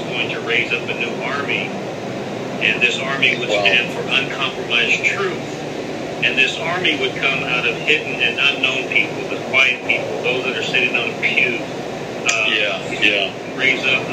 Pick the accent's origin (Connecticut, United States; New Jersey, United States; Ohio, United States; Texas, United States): Texas, United States; San Antonio; I was born and raised in San Antonio, Texas, and I pastored a church there